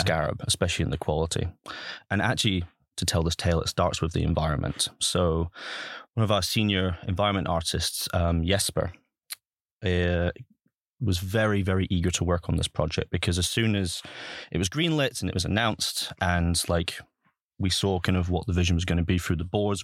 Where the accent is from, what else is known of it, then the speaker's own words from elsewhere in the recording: Highlands of Scotland, United Kingdom; moved away; I'm originally from, born and bred in the Highlands of Scotland. Um, and I grew up in Scotland